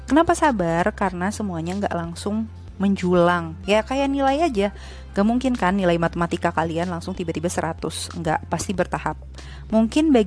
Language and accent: Indonesian; Bogor, West Java, Indonesia; also born or lived in Ciamis / Jakarta; terus aku tinggal sama kakek nenek kadang di Bogor kadang di Ciamis tapi sejak SD itu di Bogor sampai lulus. Nah, SMP aku di Bogor, di salah satu sekolah favorit di Bogor.